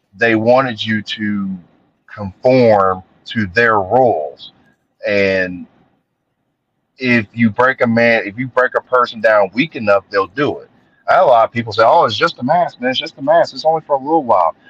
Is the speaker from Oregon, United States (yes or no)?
no; Columbus, Ohio, United States; I was born in Columbus, Ohio, in March 12th of 1980